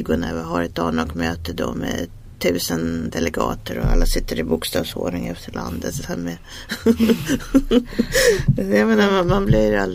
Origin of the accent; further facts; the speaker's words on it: Sweden; nu pratar man som svensk så är det ju, man, har ju viss skepticism